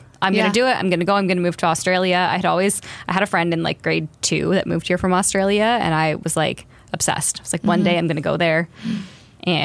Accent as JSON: {"language": "English", "town": "Belleville", "region": "Ontario", "country": "Canada", "tie": "born or raised there", "said": "I feel like when I was growing up here, I couldn't wait to get out of here."}